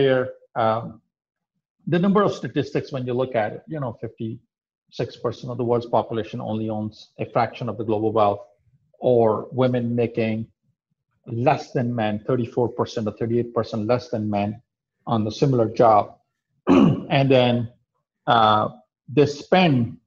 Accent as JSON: {"language": "English", "country": "Pakistan", "also_born_or_lived": "Middle East / Europe", "moved": "yes", "lives_now": "United States", "said": "I come from South Asian country of Pakistan, and being from Pakistan"}